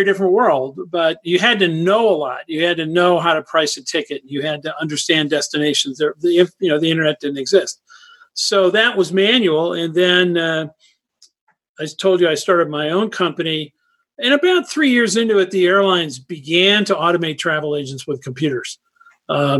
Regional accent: Winnetka, Illinois, United States; moved away as an adult; also born or lived in Los Angeles, California / Ohio / Florida / Texas; now in Lake Tahoe, Nevada, United States; I grew up in Chicago in Winnetka up north of the city

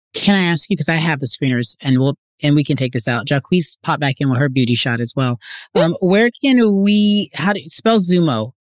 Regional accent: California, United States; growing up in California

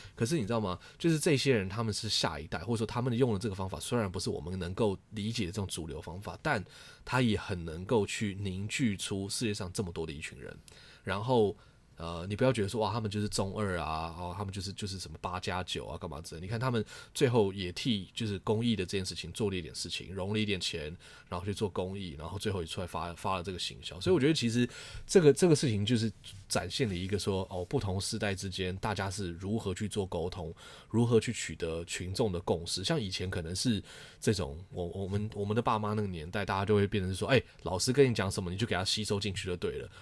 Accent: Taiwan; now in United States; 身为一个一个台湾人

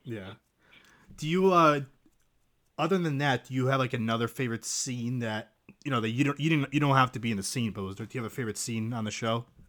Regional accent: Sparta, Peloponnese, Greece; moved away; also born or lived in Kalamata; I used to live in Greece. I'm from Greece

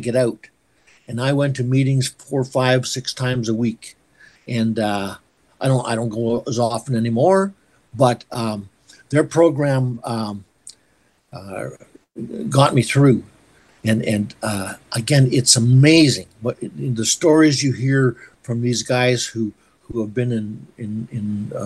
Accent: Waldheim, Saskatchewan, Canada; moved away; I was born in Waldheim. I grew up for a few years there.

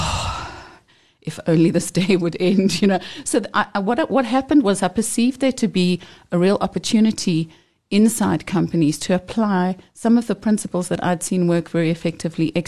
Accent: Johannesburg, Gauteng, South Africa; I grew up very close to here in Joburg

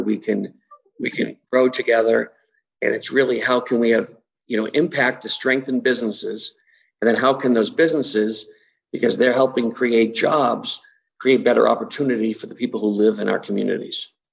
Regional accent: Massachusetts, United States; moved away as an adult; also born or lived in Brockton, Massachusetts / Midwest; born and raised in Massachusetts

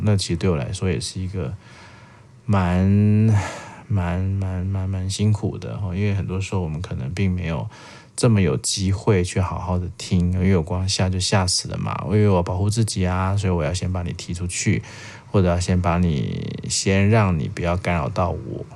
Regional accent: Taiwan; 我们台湾人

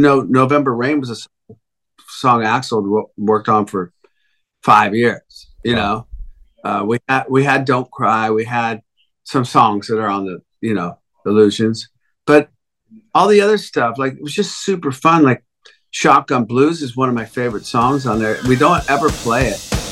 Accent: United States; I'm American

